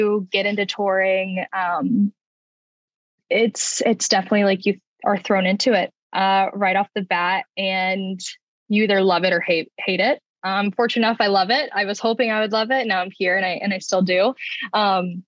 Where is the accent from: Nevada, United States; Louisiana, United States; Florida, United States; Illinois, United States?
Florida, United States; Jacksonville; I'm from Jacksonville, Florida